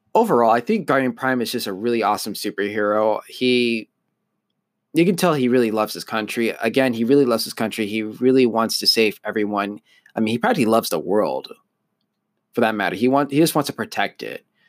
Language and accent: English; United States; I was born in the U S, I'm an, I'm an American